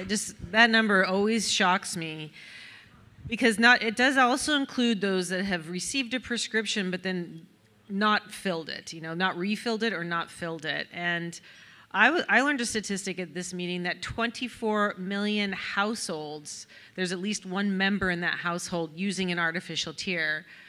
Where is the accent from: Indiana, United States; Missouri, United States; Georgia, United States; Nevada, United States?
Nevada, United States; Reno; now in Birmingham, Alabama, United States; we're both from Reno, Nevada